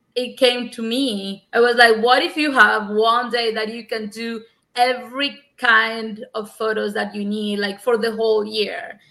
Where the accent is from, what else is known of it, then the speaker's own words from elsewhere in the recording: Cuba; English is a second language; moved away as an adult; also born or lived in Havana; now in United States; I'm from Cuba and I was a teacher of English for nine years at a university in Havana